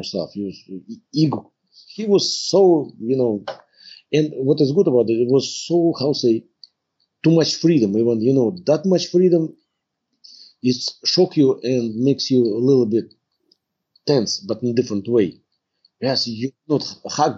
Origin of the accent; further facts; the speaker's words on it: Tver, Tver Oblast, Russia; moved away as an adult; now in Canada; I'm from Russia. Born in Russia and the city is Tver.